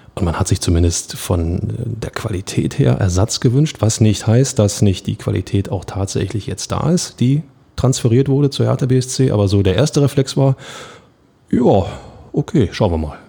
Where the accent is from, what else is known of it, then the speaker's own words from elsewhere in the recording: Berlin, Germany; kommen wir aus Berlin